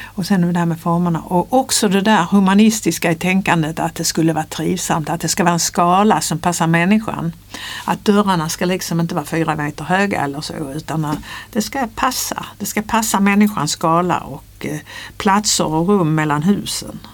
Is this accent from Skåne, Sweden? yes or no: yes; near Ringsjön, Skåne, Sweden; moved away as an adult; also born or lived in Lund; now in Stockholm, Sweden; Jag är uppväxt på landet i Skåne, på en gård